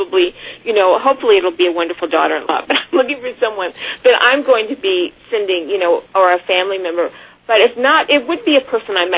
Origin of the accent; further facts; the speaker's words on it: Missouri, United States; I grew up in Missouri, my family from Mobile for five generations